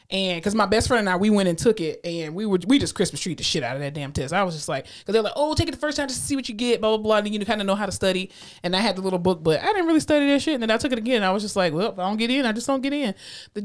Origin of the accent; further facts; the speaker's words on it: South Florida, United States; growing up in South Florida